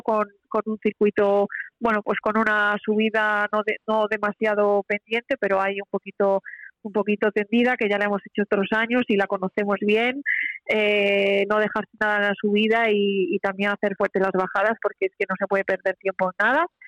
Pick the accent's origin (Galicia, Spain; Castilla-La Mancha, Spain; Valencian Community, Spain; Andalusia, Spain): Galicia, Spain; Vigo; yo soy de Vigo, pero Pontevedra está, está a un paso de, mi ciudad